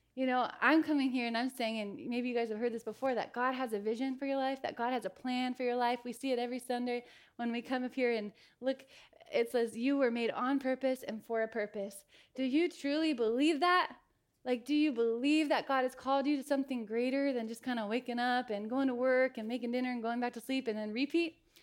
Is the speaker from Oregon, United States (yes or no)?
yes; Eugene, Oregon, United States; also born or lived in Clancy, Montana; I grew up in Eugene. I was born in Montana in a little town called Clancy. When I was five years old, we moved over here to Eugene.